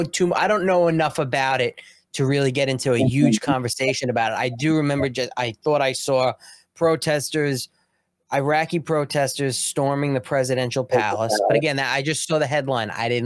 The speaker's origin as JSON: {"language": "English", "town": "Long Island", "region": "New York", "country": "United States", "said": "I'm from Long Island. I just want my cup of coffee."}